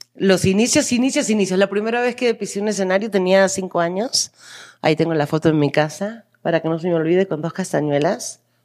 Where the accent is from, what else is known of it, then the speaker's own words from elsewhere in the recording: Argentina; now in Mexico; yo soy argentina, vivo en México